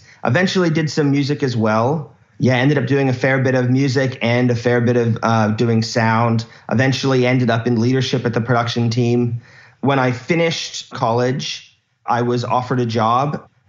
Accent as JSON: {"language": "English", "town": "Key Largo", "region": "Florida", "country": "United States", "tie": "born or raised there", "also_born_or_lived": "Australia", "moved": "as an adult", "said": "I grew up in the Florida Keys, born and raised."}